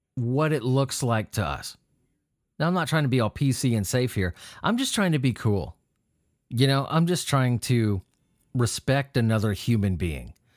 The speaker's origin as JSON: {"language": "English", "region": "California", "country": "United States", "tie": "born or raised there", "said": "I grew up in California"}